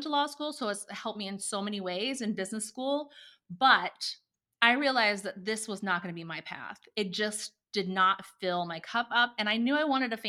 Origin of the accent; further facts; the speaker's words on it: Indiana, United States; moved away as an adult; also born or lived in Oklahoma City; I'm from Indiana originally